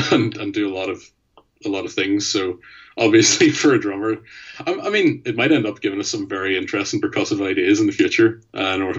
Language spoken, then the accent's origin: English; Mid Ulster, Sperrin Mountains, Northern Ireland, United Kingdom; also born or lived in Belfast; We're all from the Mid Ulster area of Ireland, sort of in the northeast of it. And we all grew up in and around the Sperrin Mountains